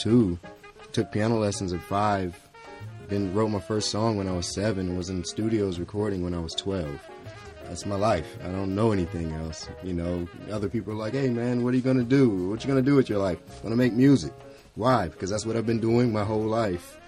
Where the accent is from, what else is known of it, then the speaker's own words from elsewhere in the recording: Asheville, North Carolina, United States; now in Atlanta, United States; I'm originally from Asheville, North Carolina